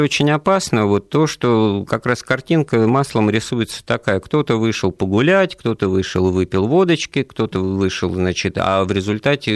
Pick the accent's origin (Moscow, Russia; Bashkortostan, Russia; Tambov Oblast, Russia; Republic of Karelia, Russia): Moscow, Russia; я вот коренной москвич